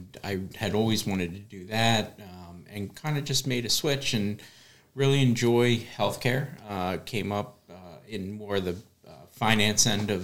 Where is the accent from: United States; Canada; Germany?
United States; Wilmington, Delaware; I born and raised in Wilmington, Delaware, and been a Delawarean my whole life.